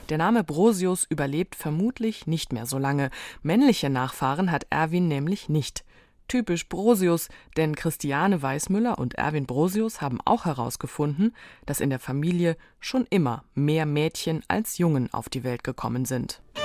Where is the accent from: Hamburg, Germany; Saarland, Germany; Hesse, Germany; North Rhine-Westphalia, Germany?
Saarland, Germany; als Saarländerin